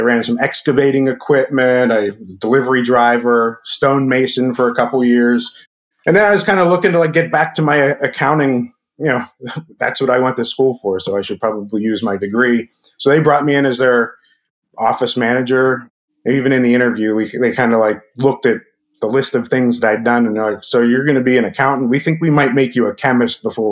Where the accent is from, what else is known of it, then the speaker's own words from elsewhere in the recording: Pittsburgh, Pennsylvania, United States; I am from the Pittsburgh area